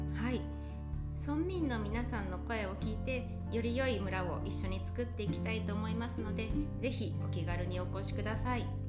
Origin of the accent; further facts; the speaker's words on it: Minowa, Nagano, Japan; 私は箕輪町出身